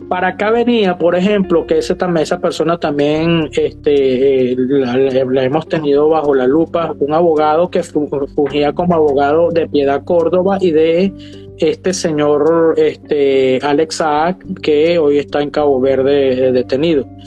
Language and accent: Spanish; Barinas, Venezuela; moved away as an adult; now in Miami, United States; yo soy de Varina